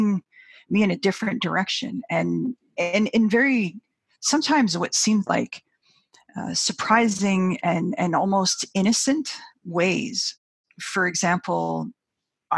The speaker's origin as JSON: {"language": "English", "area": "Biigtigong Nishnaabeg and Kitigan Zibi", "region": "northwestern Ontario", "country": "Canada", "said": "I am from Biktgong Nishnabig and Kitigon Zibi, which are in northwestern Ontario."}